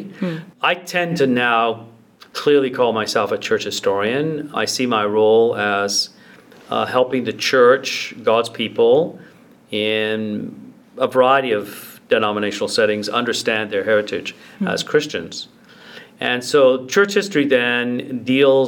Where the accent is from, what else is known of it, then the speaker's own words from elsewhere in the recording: Ancaster, Ontario, Canada; also born or lived in England; I was raised in Ancaster.